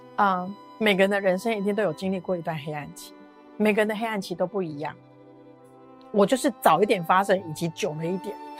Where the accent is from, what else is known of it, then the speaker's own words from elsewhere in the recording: Taiwan; 我们台湾人